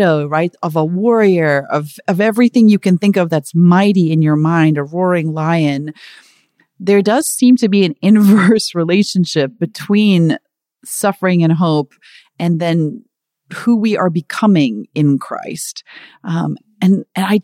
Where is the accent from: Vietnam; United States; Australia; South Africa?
South Africa; I'm from South Africa